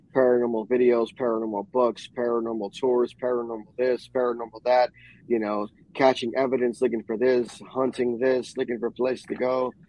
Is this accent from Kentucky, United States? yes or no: no; New York, United States; moved away; growing up in New York and my Afro Caribbean culture